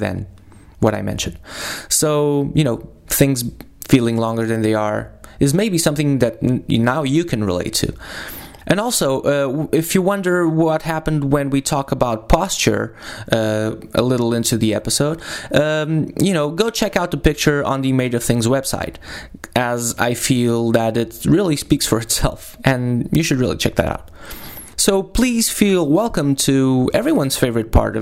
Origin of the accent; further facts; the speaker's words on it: Lisbon, Portugal; now in Porto, Portugal; I'm from Lisbon